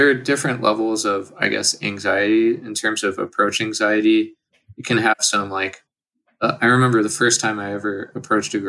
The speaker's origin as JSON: {"language": "English", "region": "California", "country": "United States", "moved": "yes", "said": "I'm from California"}